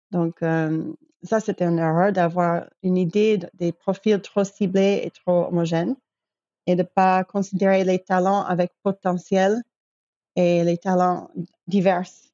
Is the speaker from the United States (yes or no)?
yes; New York, United States; moved away as an adult; also born or lived in Belgrade, Serbia / Europe; Je viens de New York, mais j'ai vécu déjà quinze ans, je crois, de ma vie, euh, en Europe.